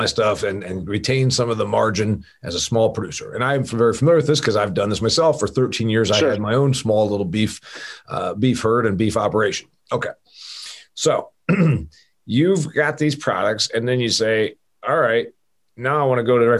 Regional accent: Huntington, Indiana, United States; my hometown of Huntington, Indiana.

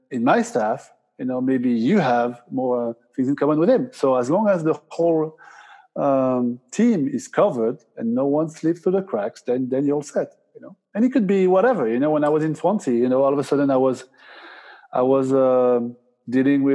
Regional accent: Basque Country, Spain; I'm from the Basque Country. I speak Spanish.

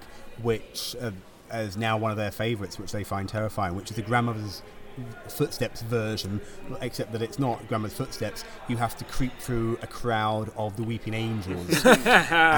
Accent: Croydon, London, United Kingdom; I'm from Croydon

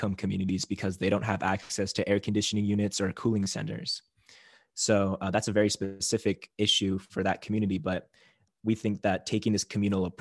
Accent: Native Hawaiian, United States; being Native Hawaiian

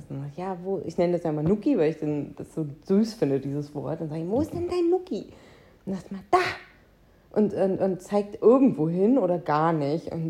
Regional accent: North Rhine-Westphalia, Germany; ich komme aus dem Münsterland.

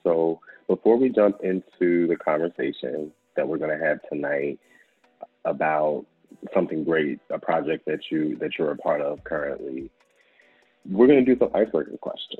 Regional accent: Waldorf, Maryland, United States; moved away; also born or lived in Clinton, Maryland; I grew up, I spent some time in Clinton. Mm-hmm. Between Waldorf and Clinton, kind of like my growing up story.

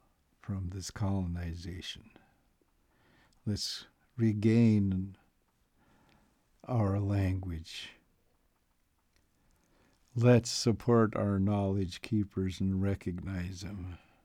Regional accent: Canada; I'm going to make a statement of accountability here as a Canadian.

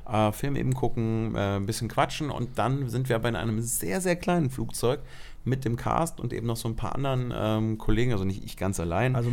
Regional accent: Germany; wir sind in Deutschland, ich bin Deutscher, wir sind in Berlin.

